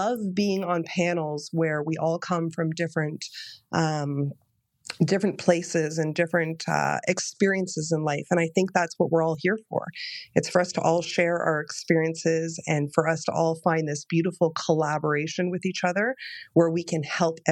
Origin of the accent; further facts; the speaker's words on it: Toronto, Ontario, Canada; in Canada, I'm from Toronto, Ontario, Canada